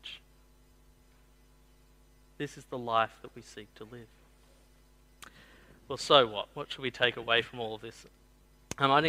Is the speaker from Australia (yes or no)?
yes; the Southwest, New South Wales, Australia; I grew up in the Southwest